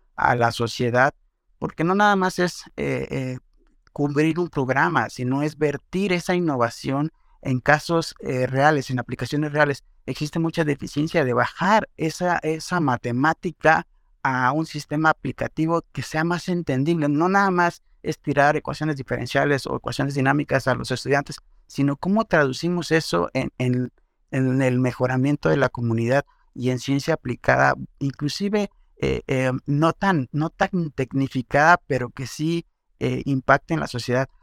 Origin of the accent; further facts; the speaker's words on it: Mexico; soy mexicano